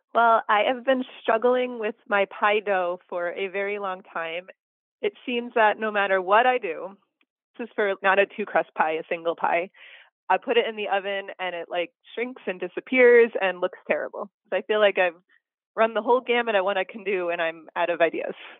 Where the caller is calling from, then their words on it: Melrose, Massachusetts, United States; I am calling from Melrose, Massachusetts.